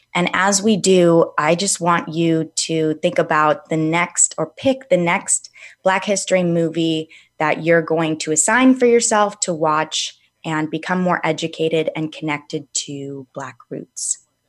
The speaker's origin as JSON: {"language": "English", "town": "Calabasas", "region": "California", "country": "United States", "tie": "born or raised there", "said": "I grew up in Calabasas"}